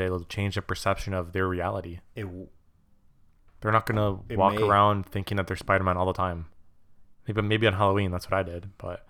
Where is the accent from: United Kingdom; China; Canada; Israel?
Canada; Quebec; I'm French. I'm from Quebec.